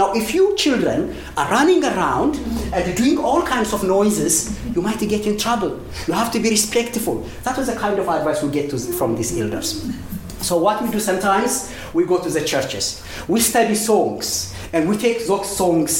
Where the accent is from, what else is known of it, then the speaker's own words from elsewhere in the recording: Ethiopia; first language Amharic; English is a second language; moved away as an adult; now in Australia; I was a brown person when I grew up in Ethiopia